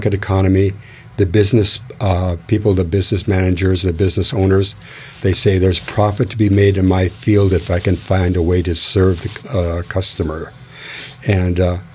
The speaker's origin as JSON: {"language": "English", "town": "Renton", "region": "Washington", "country": "United States", "tie": "born or raised there", "also_born_or_lived": "Minneapolis, Minnesota / Seattle, Washington", "said": "I was born in Minnesota, in Minneapolis, Minnesota"}